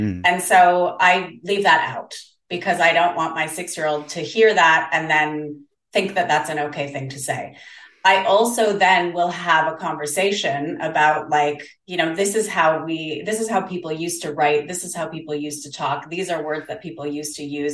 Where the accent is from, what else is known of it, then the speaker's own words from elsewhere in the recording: Canada; also born or lived in South Korea; now in Denmark, Australia; I'm Canadian, but I live in Australia